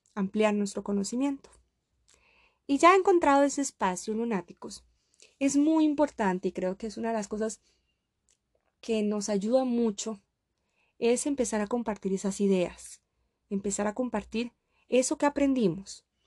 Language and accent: Spanish; Costa Rica; moved away as an adult; now in Russia; yo soy costarricense, yo soy de Costa Rica y ahora estoy completamente muy lejos de mi país. Estoy en Rusia